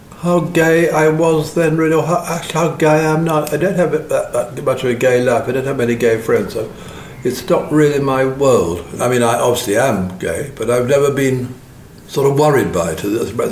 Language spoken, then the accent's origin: English; Buckinghamshire, South East England, United Kingdom; My parents had a house in Buckinghamshire. And I was born there and grew up there.